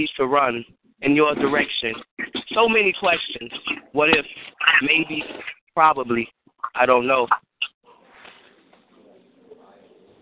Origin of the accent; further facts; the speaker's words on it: Chicago, Illinois, United States; I am from Chicago, Chi-Town bound